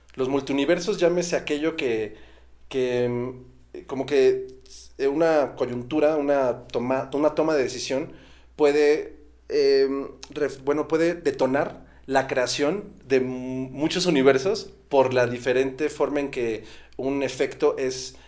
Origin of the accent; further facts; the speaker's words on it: Estado de México, State of Mexico, Mexico; nosotros crecimos eh, acá en, en Estado de México y nuestra familia toda la vida estuvo en Michoacán